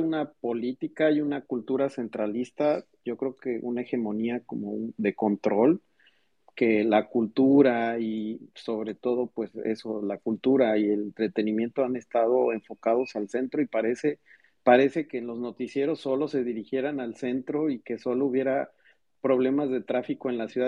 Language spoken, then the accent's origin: Spanish; Mexico City, Mexico; moved away as an adult; now in Mérida, Mexico; nací en la Ciudad de México